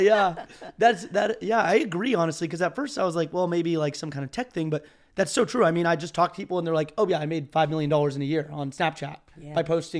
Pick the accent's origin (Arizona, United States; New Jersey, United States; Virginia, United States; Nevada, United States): Arizona, United States; I have my own skis, believe it or not, even though I'm from Arizona.